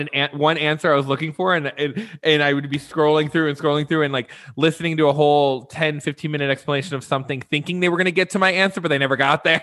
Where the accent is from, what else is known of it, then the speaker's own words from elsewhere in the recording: Midwest, United States; moved away; also born or lived in Las Vegas / Los Angeles / New York; growing up in the Midwest, I'm not even necessarily from the East Coast